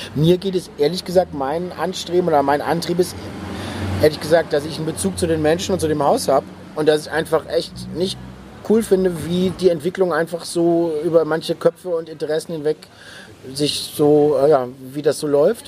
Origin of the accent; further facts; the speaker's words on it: Neuwied, Rhineland-Palatinate, Germany; also born or lived in Bonn; now in Berlin, Germany; komme aus dem Rheinland, da bin ich geboren, in, in, in Bonn geboren und in Neuwied, Rheinland-Pfalz aufgewachsen